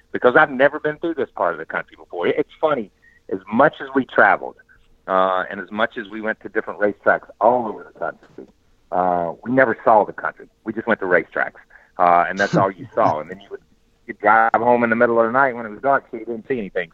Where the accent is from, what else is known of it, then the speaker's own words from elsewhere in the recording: Southeast, United States; I grew up in the Southeast